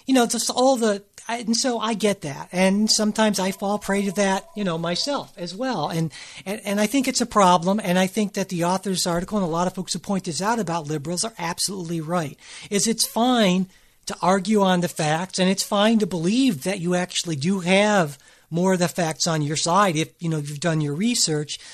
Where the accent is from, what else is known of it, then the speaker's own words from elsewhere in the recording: Cleveland, Ohio, United States; I'm from Cleveland, which is very much a working class, kind of underdog sort of city